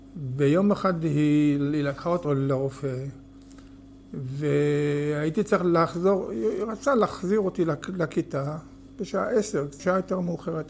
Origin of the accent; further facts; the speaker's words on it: Hatikva Quarter / Kibbutz Gesher HaZiv, Northern District, Israel; also born or lived in Kiryat Haim; אני נולדתי בשכונת התקווה וגדלתי שם ולמדתי בתלמוד תורה